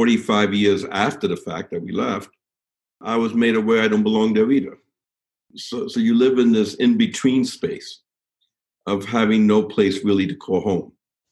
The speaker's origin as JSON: {"language": "English", "town": "New York City", "region": "New York", "country": "United States", "tie": "born or raised there", "also_born_or_lived": "Cuba", "said": "I came to this country when I was just a couple of months old. My father left Cuba during the revolution of 1959. And we came penniless to the United States, where we lived in Hell's Kitchen."}